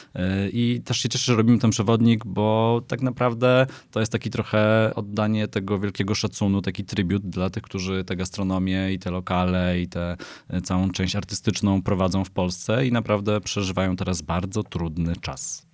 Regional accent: Katowice, Silesian Voivodeship, Poland; now in Warsaw, Poland; Katowice to jest moje rodzinne miasto.

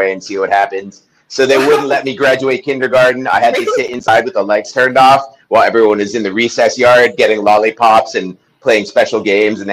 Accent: New York, United States; now in Venice Beach, United States; Originally, I'm from Washington Heights, New York, which is very different than Venice Beach. So, that's kind of my background, like growing up in kind of a bad time in New York

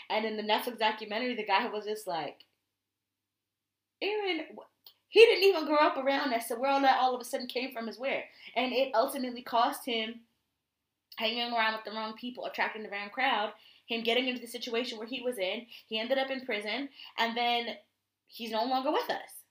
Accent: Connecticut, United States; I'm from Connecticut.

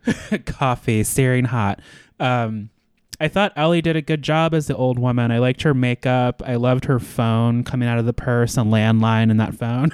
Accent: United States; being American

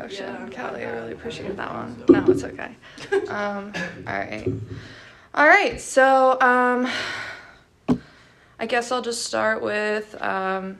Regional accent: State College, Pennsylvania, United States; I was born and raised in Pennsylvania. I never left here my entire life. I was actually born in State College

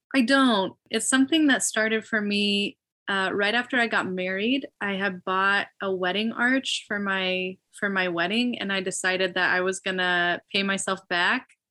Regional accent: Illinois, United States; also born or lived in Knoxville, Tennessee; now in Phoenix, United States; I grew up in Illinois

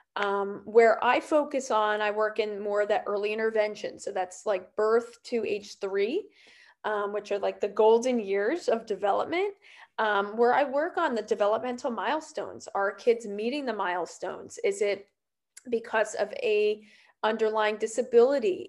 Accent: New Jersey, United States; I grew up um I grew up in New Jersey and still live here

